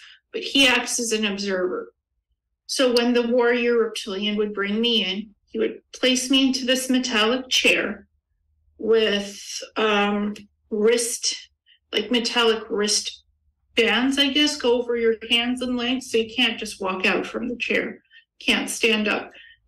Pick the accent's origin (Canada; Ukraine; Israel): Ukraine; I was born in Ukraine